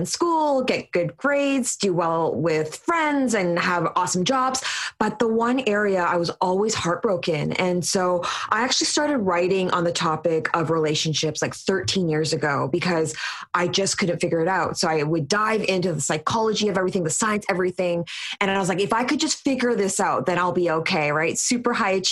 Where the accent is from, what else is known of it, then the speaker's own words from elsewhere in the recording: Vancouver, British Columbia, Canada; born and raised in Vancouver